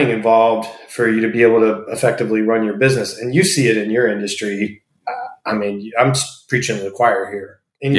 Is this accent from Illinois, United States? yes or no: no; Tampa, Florida, United States; also born or lived in Buffalo, New York; Born and raised in Tampa.